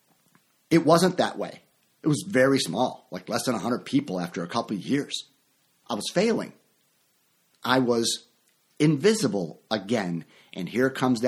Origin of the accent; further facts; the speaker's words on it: Chicago, Illinois, United States; moved away; also born or lived in Orlando, Florida; my hometown of Chicago